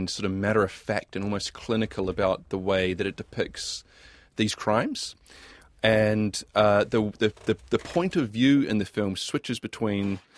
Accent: Hamilton, Waikato, New Zealand; I remember growing up in Hamilton

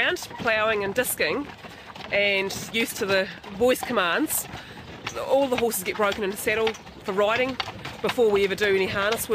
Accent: Fairlie, Canterbury, New Zealand; I grew up in Fairlie in South Canterbury, which is literally just over the other side of these mountains

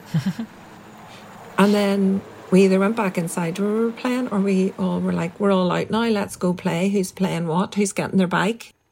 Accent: Strabane, Northern Ireland, United Kingdom; I grew up in the Protestant tradition in Strabane, very, very much in a minority

